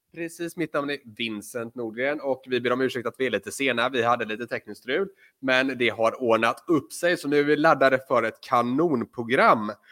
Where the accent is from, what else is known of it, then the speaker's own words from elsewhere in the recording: Floda, Västra Götaland, Sweden; Floda, vilket även är min hemort